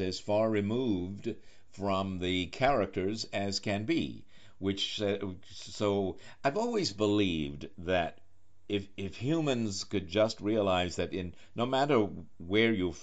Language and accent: English; New York, United States; being a New Yorker myself